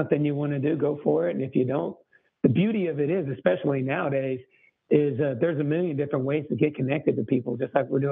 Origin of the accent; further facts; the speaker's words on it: Texas, United States; I grew up in Texas to two very musical parents